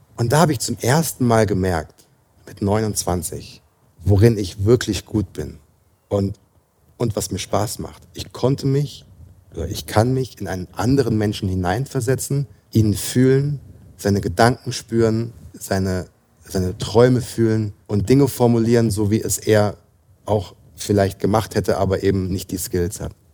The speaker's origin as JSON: {"language": "German", "area": "near Frankfurt", "region": "Hesse", "country": "Germany", "also_born_or_lived": "London", "moved": "as an adult", "said": "ich komme aus der Nähe von Frankfurt"}